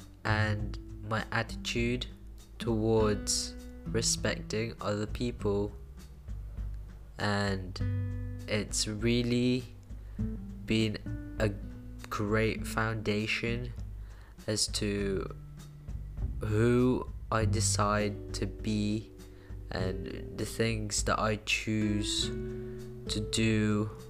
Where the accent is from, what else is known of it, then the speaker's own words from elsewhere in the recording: Philippines; now in Bristol, United Kingdom; I was born in the Philippines